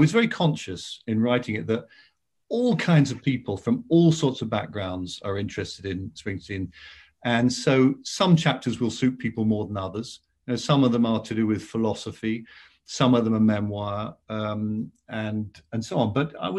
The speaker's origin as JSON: {"language": "English", "region": "South West England", "country": "United Kingdom", "tie": "born or raised there", "said": "which starts with going past …'s memorial in my hometown"}